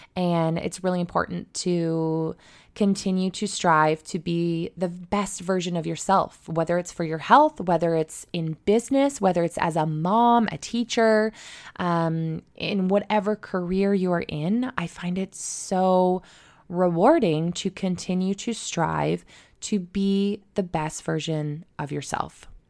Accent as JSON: {"language": "English", "town": "Mitchell", "region": "Ontario", "country": "Canada", "tie": "born or raised there", "also_born_or_lived": "Australia", "lives_now": "Toronto, Canada", "said": "my hometown, um, which is Mitchell, Ontario, just outside of Stratford"}